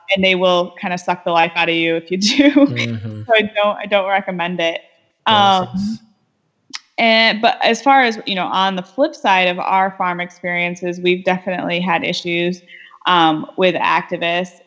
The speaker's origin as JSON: {"language": "English", "region": "west side of Michigan", "country": "United States", "tie": "born or raised there", "said": "I'm originally from Michigan. I grew up on the west side of the state"}